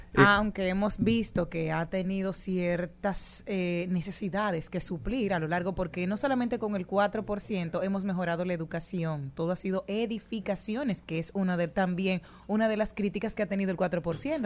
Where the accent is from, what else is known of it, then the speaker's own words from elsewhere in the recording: Monte Plata, Dominican Republic; de mi pueblo, como son los representantes de Monteplata